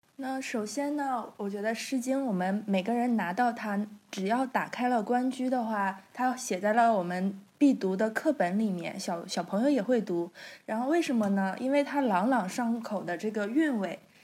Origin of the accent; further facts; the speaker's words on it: China; 我们自己作为一个中国人，作为一个华夏子孙